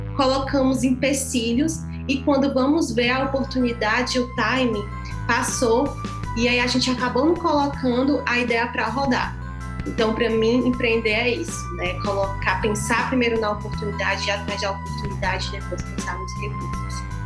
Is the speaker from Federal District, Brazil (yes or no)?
no; Fortaleza, Ceará, Brazil; Sou de Fortaleza